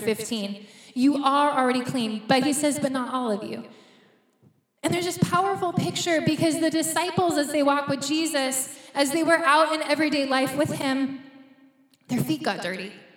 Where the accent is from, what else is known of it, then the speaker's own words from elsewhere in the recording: United States; moved away; we're from the States